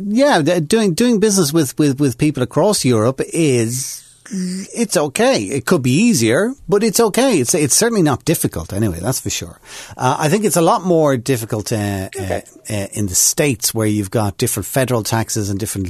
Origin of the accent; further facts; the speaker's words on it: Ireland; I'm from Ireland.